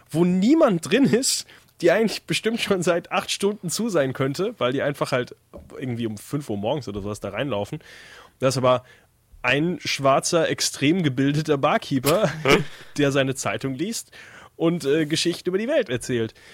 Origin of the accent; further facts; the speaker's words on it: Austria; wie man halt als Österreicher so denkt